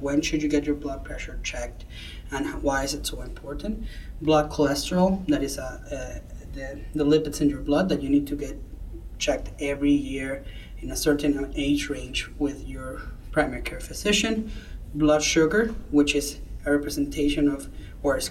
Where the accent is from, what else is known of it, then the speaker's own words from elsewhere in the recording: Venezuela; moved away as an adult; now in United States; I'm originally from Venezuela, where I finished med school